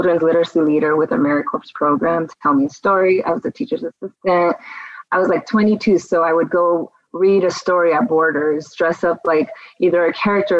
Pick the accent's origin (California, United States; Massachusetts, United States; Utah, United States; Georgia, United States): California, United States; Glendale; also born or lived in Hollywood, California / Downey, California / Las Vegas, Nevada / North Hollywood, California; we were raised in Glendale